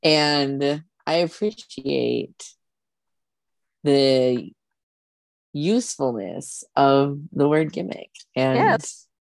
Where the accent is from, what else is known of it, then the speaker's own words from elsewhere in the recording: South Dakota, United States; now in Omaha, United States; I live in Omaha and I grew up in South Dakota and I've had Casey's pizza my whole life.